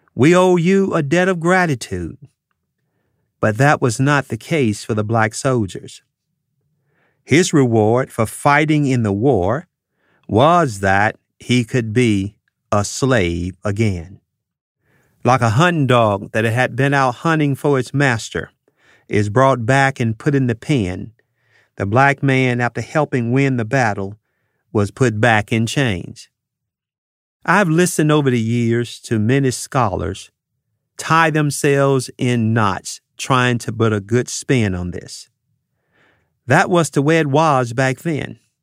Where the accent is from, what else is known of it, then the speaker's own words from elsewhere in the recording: United States; as American citizens